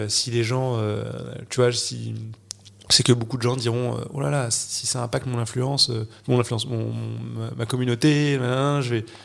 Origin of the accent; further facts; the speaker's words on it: Noirmoutier, Pays de la Loire, France; moved away; also born or lived in Paris; J'ai grandi à Noirmoutier, moi j'allais en vélo à l'école, j'avais un jardin